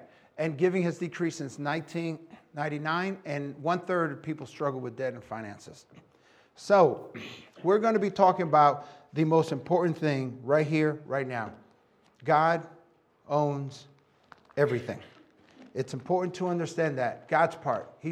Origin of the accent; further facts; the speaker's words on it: New York City, New York, United States; I was born and raised in New York City and Puerto Rican